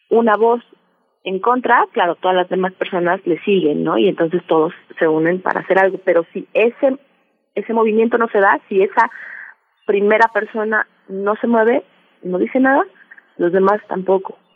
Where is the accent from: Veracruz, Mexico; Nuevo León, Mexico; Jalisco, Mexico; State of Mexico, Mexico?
Veracruz, Mexico; Es una leyenda eh, que aquí en Veracruz, yo soy originaria de Veracruz, eh, es muy conocida y que yo escuché desde que era muy niña